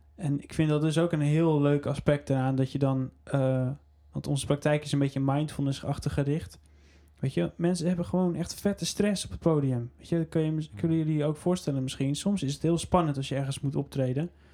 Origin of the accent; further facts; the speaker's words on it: Netherlands; zijn we Nederlanders